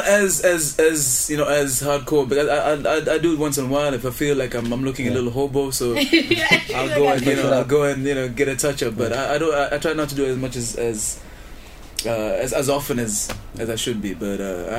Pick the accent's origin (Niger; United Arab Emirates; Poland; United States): United Arab Emirates; Dubai; also born or lived in London; So Dubai will always be my hometown. Like, I'll always be my base.